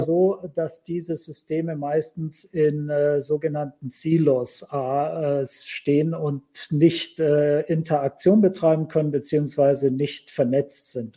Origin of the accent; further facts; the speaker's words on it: Germany; Bei uns in Deutschland